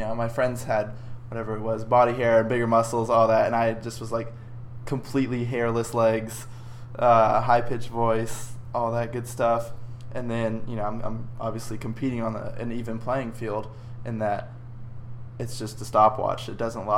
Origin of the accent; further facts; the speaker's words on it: Dallas, Texas, United States; I grew up in the Dallas area, suburbs of Dallas, all of my life, and now I'm at SMU with you